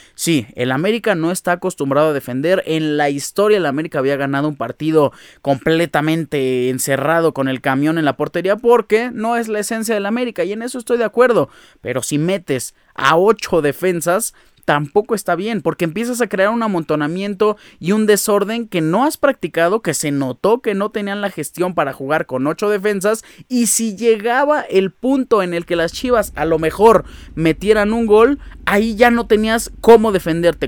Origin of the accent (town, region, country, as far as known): Mexico